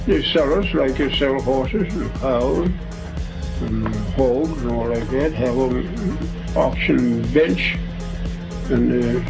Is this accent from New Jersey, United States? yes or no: no; Charlottesville, Virginia, United States; I was born in Charlottesville, Virginia